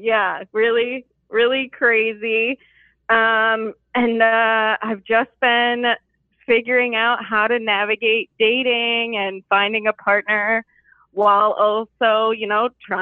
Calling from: Chicago, Illinois, United States; I'm 27, and I am calling from the Chicagoland area.

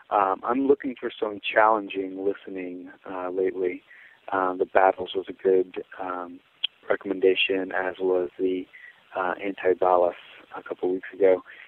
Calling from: San Francisco, California, United States; I'm calling from San Francisco, California.

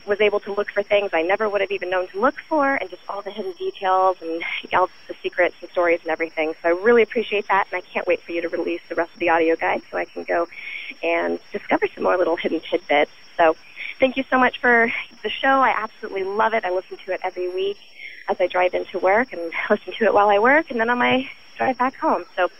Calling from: Seattle, Washington, United States; from Seattle, Washington, and I'm calling you from Epcot.

